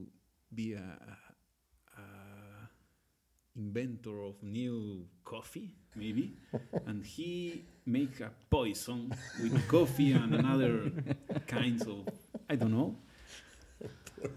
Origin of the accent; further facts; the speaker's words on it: Santa Cruz de la Sierra, Santa Cruz, Bolivia; English is a second language; I'm from Santa Cruz, Bolivia